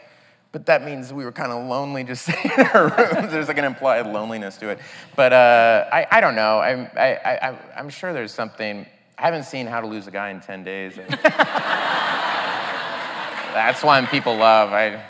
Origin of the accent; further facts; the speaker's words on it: Tulsa, Oklahoma, United States; moved away; just being in Tulsa where there wasn't a lot.